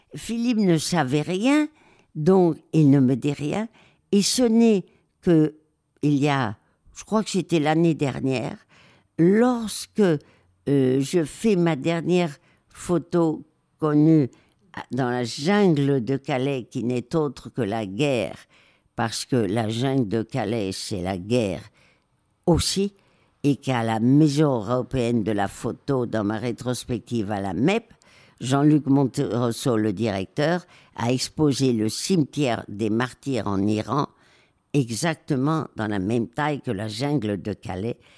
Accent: Madrid, Community of Madrid, Spain; moved away; also born or lived in Marseille / Alsace; j'ai été élevée euh, à Madrid après le divorce de mes parents

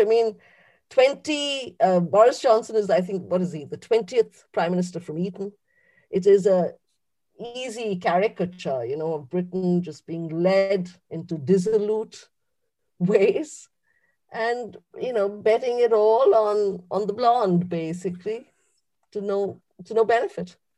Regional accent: India; moved away as an adult; now in United Kingdom; someone who was born and bred in India, but is British now.

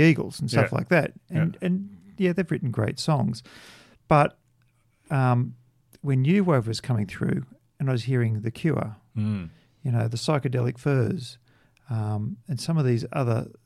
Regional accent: Australia; growing up in Australia. I mean, Australia, particularly through the 70s

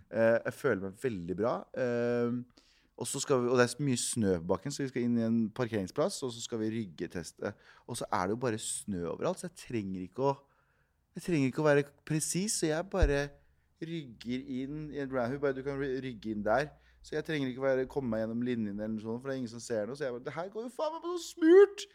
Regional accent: Mysen, Østfold, Norway; jeg vokste opp i Mysen, som er en time utafor Oslo.

